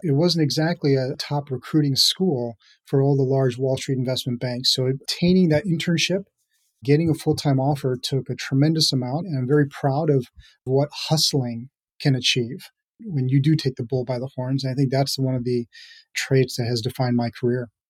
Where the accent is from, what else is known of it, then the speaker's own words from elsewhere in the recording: Minneapolis suburbs, Minnesota, United States; moved away as an adult; also born or lived in Hyderabad, India / New York / San Francisco Bay Area; I grew up in the Minneapolis suburbs with all my educational career, really in the state of Minnesota